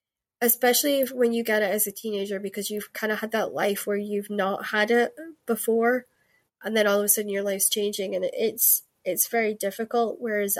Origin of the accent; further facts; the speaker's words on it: Scotland, United Kingdom; accent: Scottish; This is my podcast accent. If you actually heard like my Scottish, it's like very thick and fast, and this is my Cali. They call it my Cali accent because I had a lot of American friends who sort of taught me how to speak slower and better.